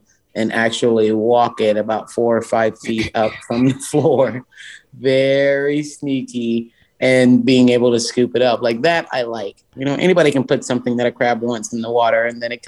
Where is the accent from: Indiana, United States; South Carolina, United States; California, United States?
South Carolina, United States; Charleston; Charleston, South Carolina is my hometown. I love it. I grew up in downtown Charleston